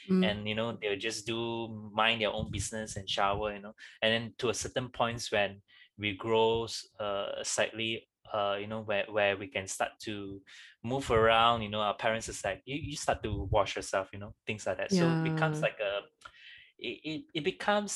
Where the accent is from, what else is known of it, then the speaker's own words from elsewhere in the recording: Malaysia; we are very much growing up in Malaysia